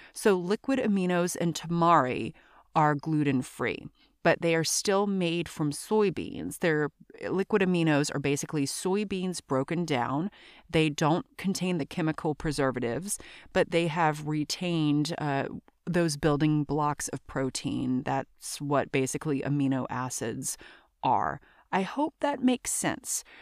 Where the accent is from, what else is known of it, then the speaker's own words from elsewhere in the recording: Louisiana, United States; also born or lived in New York, New Jersey area; now in New York/New Jersey area, United States; I'm from Louisiana